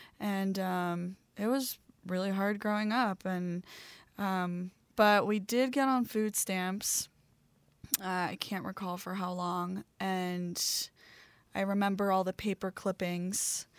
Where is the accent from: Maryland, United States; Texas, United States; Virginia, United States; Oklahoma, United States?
Maryland, United States; Baltimore; So growing up in Baltimore, Maryland, I grew up in the ghetto right outside of Baltimore City.